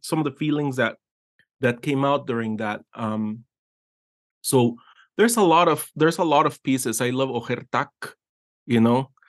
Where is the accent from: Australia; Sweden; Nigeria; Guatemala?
Guatemala; moved away as an adult; I was born in Guatemala and I grew up there for thirty years